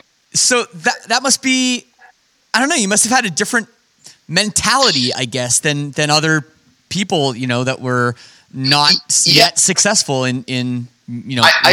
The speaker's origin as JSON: {"language": "English", "town": "Toronto", "region": "Ontario", "country": "Canada", "tie": "born or raised there", "said": "growing up in the Toronto suburbs with no connection to the music industry whatsoever from my family or anything"}